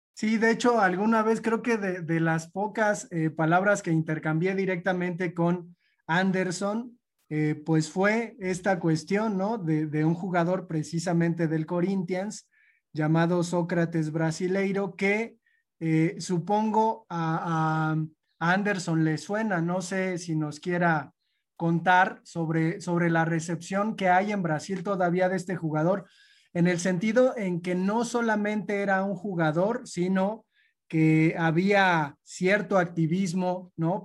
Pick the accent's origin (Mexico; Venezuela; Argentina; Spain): Mexico; nosotros como mexicanos